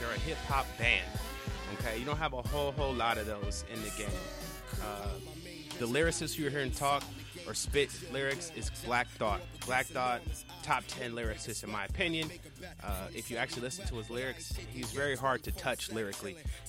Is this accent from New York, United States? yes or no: no; Sacramento, California, United States; because I'm from the West Coast. So, you know, imagine I'm, 14, I'm in SAC.